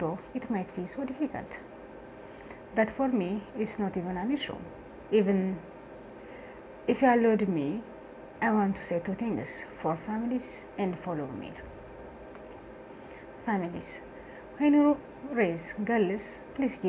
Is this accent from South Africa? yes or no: no; Addis Ababa, Ethiopia; born and raised in Addis Ababa in a middle-income family.